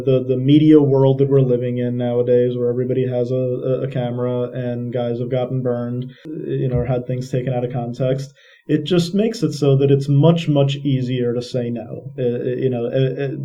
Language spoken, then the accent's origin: English; Long Island, New York, United States; when I was 6 years old, it was 1986, growing up on Long Island